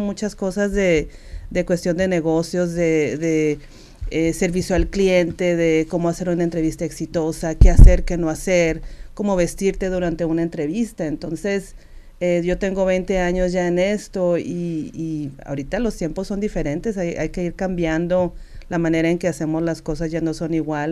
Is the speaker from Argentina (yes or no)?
no; Sinaloa, Mexico; accent: norteño; moved away as an adult; yo soy de Sinaloa y tengo este acento norteño y siempre lo voy a tener